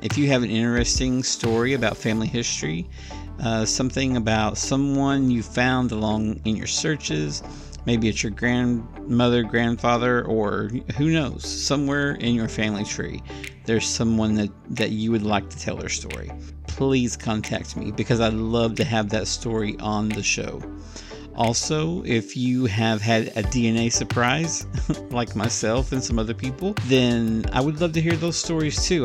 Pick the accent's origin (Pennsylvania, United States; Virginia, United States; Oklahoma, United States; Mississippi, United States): Oklahoma, United States; also born or lived in Alabama; now in Tijuana, Mexico; I moved away from Oklahoma many years ago, I think nineteen ninety-two